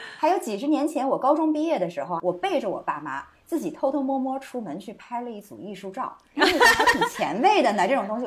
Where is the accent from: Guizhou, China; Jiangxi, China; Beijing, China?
Jiangxi, China; Nanchang; moved away as an adult; 我非常熟悉的那种乡音啊我们南昌人的大嗓门儿